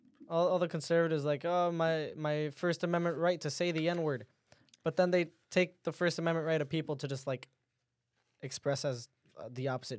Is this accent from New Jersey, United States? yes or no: yes; Wayne, New Jersey, United States; now in Oak Ridge, United States; Yeah, see, I grew up in Wayne. That's more white people.